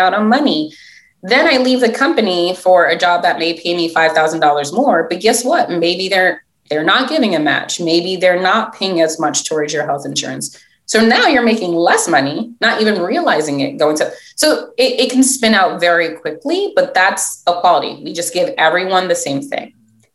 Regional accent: New York City, New York, United States; first language English; also born or lived in Philadelphia; where I grew up in Brooklyn

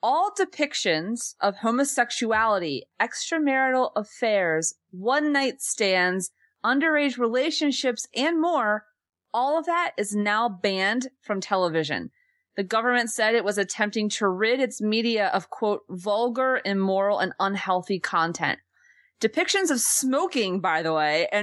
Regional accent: United States; as an American

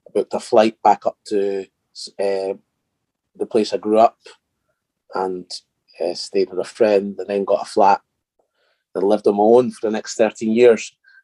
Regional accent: Edinburgh, Scotland, United Kingdom; accent: Scottish; I live in Edinburgh. Uh-huh. And we've got strong Scottish accents.

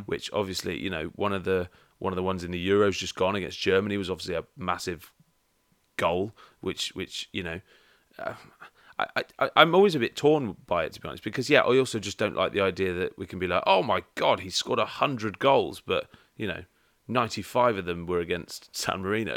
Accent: England, United Kingdom; being English

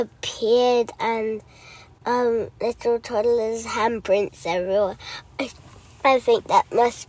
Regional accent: Cornwall, South West England, United Kingdom; I'm 7 years old. I come from Cornwall in Longston.

